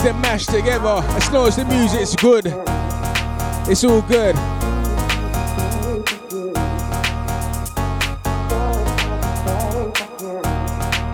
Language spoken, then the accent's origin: English; London, United Kingdom; Happens to be my hometown